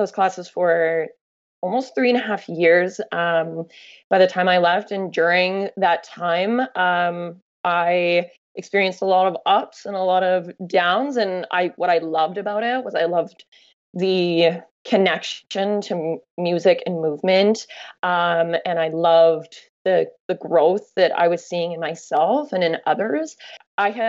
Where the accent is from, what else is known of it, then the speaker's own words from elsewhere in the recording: Canada; when you travel as a Canadian and people go, oh, where are you from? And you say you're from Canada